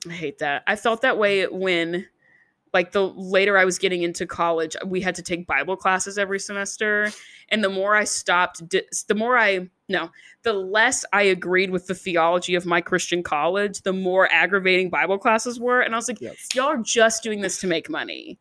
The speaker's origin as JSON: {"language": "English", "town": "Nashville", "region": "Tennessee", "country": "United States", "said": "I'm also from Nashville"}